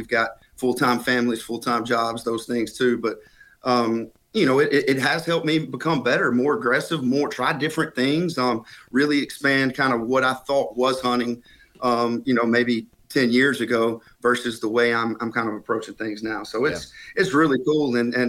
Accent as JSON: {"language": "English", "region": "Alabama", "country": "United States", "moved": "yes", "said": "When I moved from Alabama, but right. it didn't take long for it to feel like home. I come from really rural Alabama, so full of rednecks, yeah."}